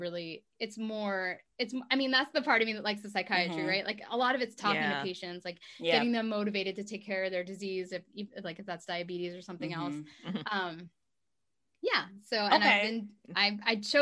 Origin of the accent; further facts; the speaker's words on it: Philadelphia, Pennsylvania, United States; moved away; also born or lived in North Carolina; I'm from Philadelphia